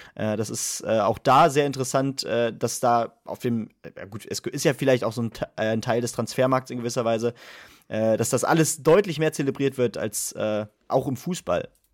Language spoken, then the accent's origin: German; Germany; wir als Deutsche